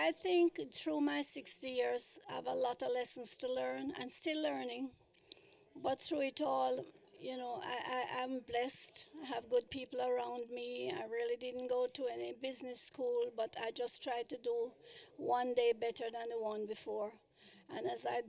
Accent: Kingston, Jamaica; moved away as an adult; now in United States; I was born in Kingston, Jamaica

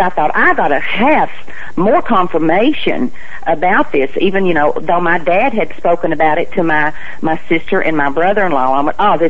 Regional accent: Athens, Tennessee, United States; moved away as an adult; now in Florida, United States; my hometown of Athens, Tennessee

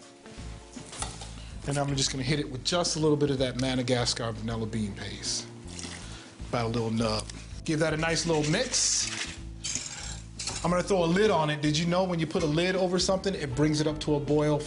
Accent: Louisiana, United States; I'm from Louisiana

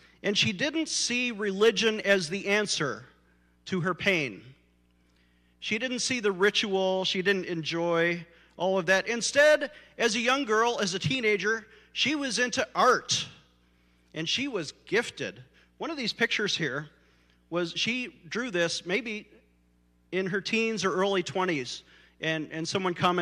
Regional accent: Buffalo, New York, United States; I was born in Our Lady of Victory Catholic Hospital.

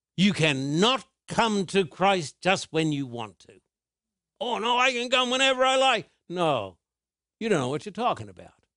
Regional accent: Australia; When I was a boy growing up in Australia, I was taken to church

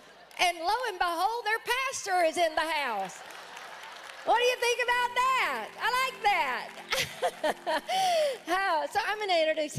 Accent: Louisiana, United States; moved away; Stand up, Louisiana, and let us welcome my home state, Louisiana.

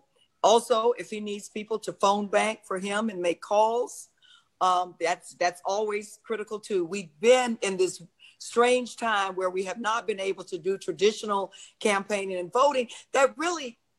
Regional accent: Florida, United States; I'm from Florida.

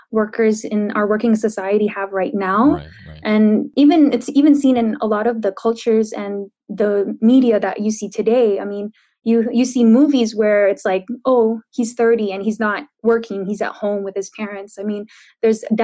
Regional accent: San Diego, California, United States; I grew up in San Diego, San Diego, California.

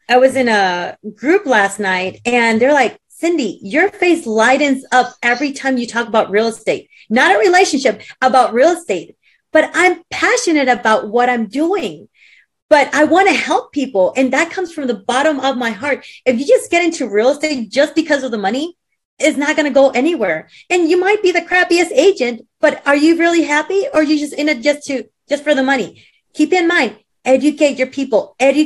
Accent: Puerto Rico; moved away; also born or lived in Texas / Peru; I was raised in Puerto Rico and I was raised in Peru. So I'm half Peruvian, half Puerto Rican.

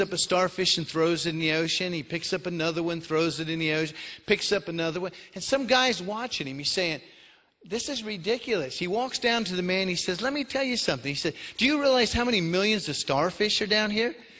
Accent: Florida, United States; moved away as an adult; I'm originally from Florida.

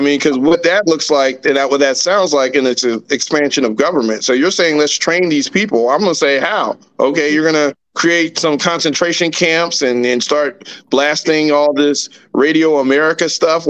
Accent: United States; But as an American, I should be able to have both.

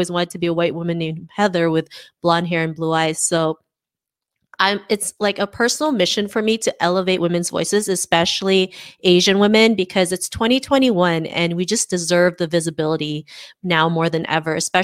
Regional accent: Toronto, Ontario, Canada; I'm from Toronto, Canada

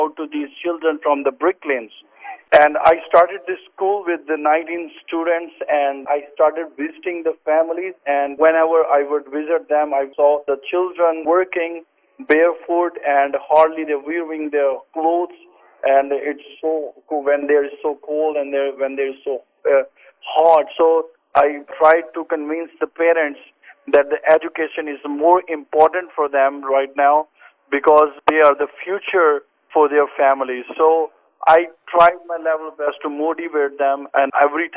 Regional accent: Toba Tek Singh, Punjab, Pakistan; Grace Charity's Christian school in Pakistan, in Tobatex, in my hometown.

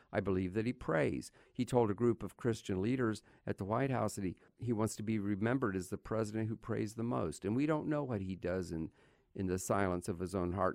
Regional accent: United States; As an American

